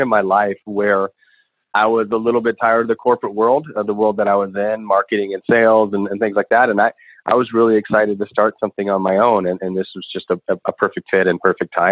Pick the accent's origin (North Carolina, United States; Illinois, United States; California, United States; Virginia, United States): Illinois, United States; Chicago; I'm from Chicago originally.